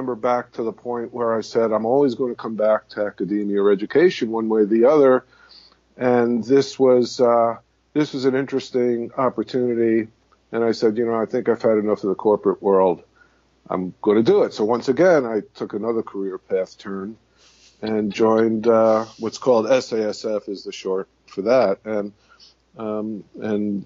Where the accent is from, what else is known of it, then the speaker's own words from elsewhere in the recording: New York City, New York, United States; I was born and raised in the Bronx